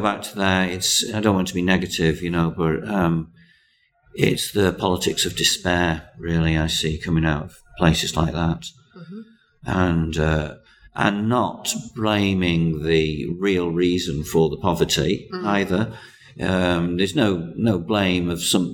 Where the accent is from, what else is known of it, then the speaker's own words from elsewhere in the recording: Cheshire, North West England, United Kingdom; I'm from Cheshire